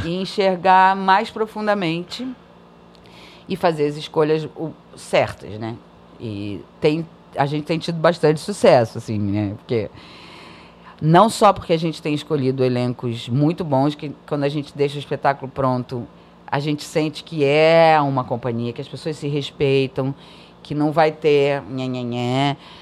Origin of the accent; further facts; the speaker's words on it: Brazil; first language Portuguese; moved away; eu sou brasileira